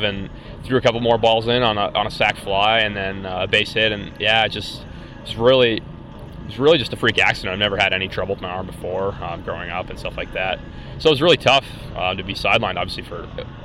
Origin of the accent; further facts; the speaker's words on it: Swift Current, Saskatchewan, Canada; I'm from Swift Current